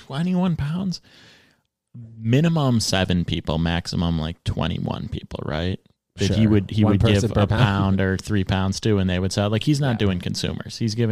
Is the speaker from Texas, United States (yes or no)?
yes; Texas, United States; now in New York, United States; I'm from Texas. He's from Brooklyn.